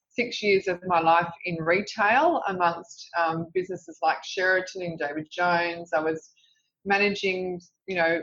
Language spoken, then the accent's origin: English; Sydney, New South Wales, Australia; I grew up in Revesby Heights, which is a suburb in southwest Sydney